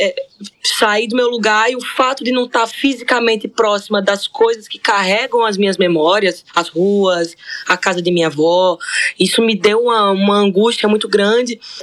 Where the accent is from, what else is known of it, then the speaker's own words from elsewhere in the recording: Natal, Rio Grande do Norte, Brazil; moved away as an adult; also born or lived in Parnamirim; Natal e Parnamirim, que são dois municípios que conurbaram ali, que foi por onde eu cresci